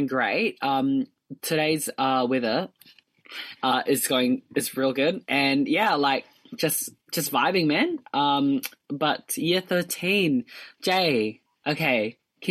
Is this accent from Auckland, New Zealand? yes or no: no; Dunedin, Otago, New Zealand; I'm from Dunedin